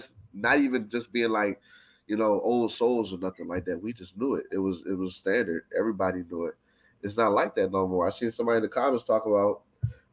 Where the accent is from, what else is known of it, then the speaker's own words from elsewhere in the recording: Maryland, United States; I'm from Maryland, so I know I'm not the South